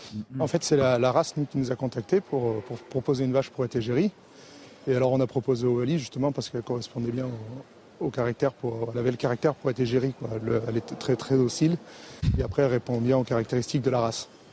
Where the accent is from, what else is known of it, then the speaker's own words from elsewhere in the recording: Seine-et-Marne, Île-de-France, France; moved away; je suis originaire de Seine-et-Marne